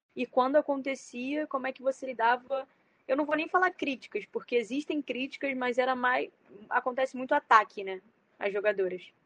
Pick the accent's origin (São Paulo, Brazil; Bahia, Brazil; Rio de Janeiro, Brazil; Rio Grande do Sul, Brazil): Rio de Janeiro, Brazil; eu sou do Rio, né? Eu moro aqui